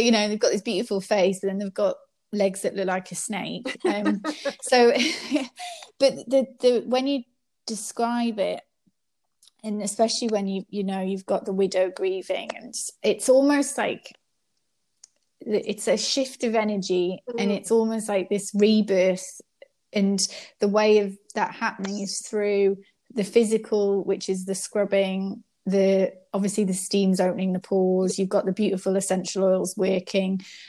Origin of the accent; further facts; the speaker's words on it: England, United Kingdom; I grew up in England